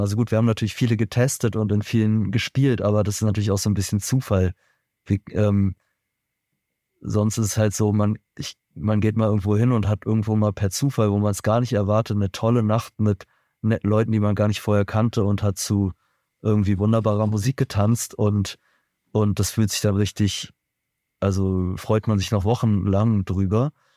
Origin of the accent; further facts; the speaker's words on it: Berlin, Germany; ich bin persönlich in Berlin geboren und aufgewachsen